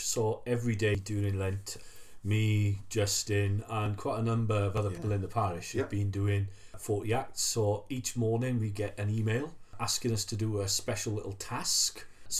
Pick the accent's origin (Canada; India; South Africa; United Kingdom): United Kingdom; Wales; As a Welshman